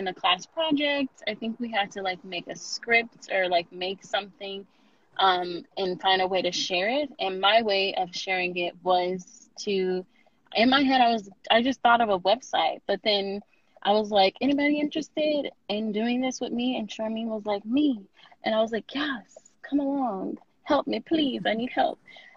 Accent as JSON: {"language": "English", "town": "Houston", "region": "Texas", "country": "United States", "moved": "as an adult", "lives_now": "Dallas, United States", "said": "Originally, I'm from Houston, HVO, whatever. So I moved to Dallas area to go to UNT for undergrad, and then I stayed in Dallas"}